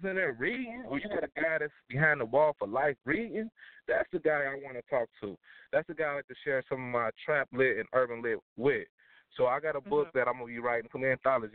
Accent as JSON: {"language": "English", "town": "Dayton", "region": "Ohio", "country": "United States", "moved": "yes", "lives_now": "Charlotte, United States", "said": "I'm in Charlotte right now, but I'm from Dayton, Cincinnati area."}